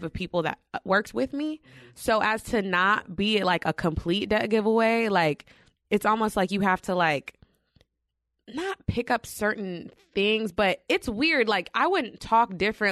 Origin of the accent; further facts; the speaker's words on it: New York, United States; moved away; we're from New York